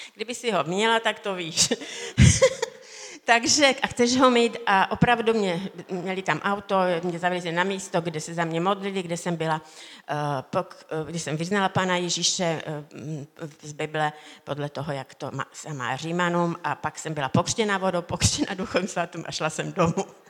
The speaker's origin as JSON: {"language": "Czech", "country": "Slovakia", "tie": "born or raised there", "said": "Já jsem se narodila na Slovensku v hornicky malém městečku"}